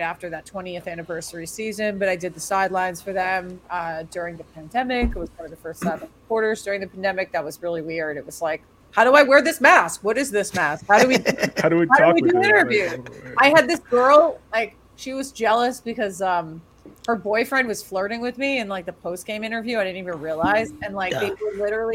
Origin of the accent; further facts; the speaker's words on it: Boston, Massachusetts, United States; Born and raised in Boston, Massachusetts